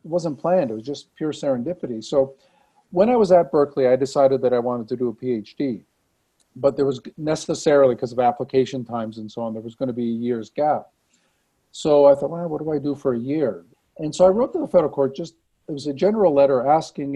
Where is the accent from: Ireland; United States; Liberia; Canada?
Canada; Saint John, New Brunswick; moved away as an adult; also born or lived in Halifax, Nova Scotia; now in Calgary, Canada; I come from the Maritimes. I come from New Brunswick. So I went to high school, finished high school in St. John, New Brunswick